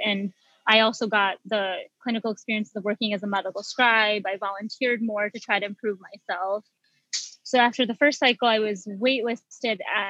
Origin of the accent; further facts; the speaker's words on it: Michigan, United States; I was born and raised in Michigan